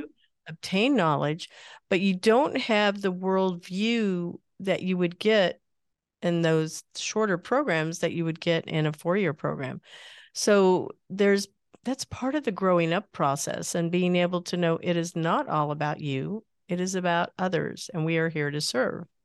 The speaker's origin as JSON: {"language": "English", "region": "Midwest", "country": "United States", "tie": "born or raised there", "said": "I grew up in the Midwest"}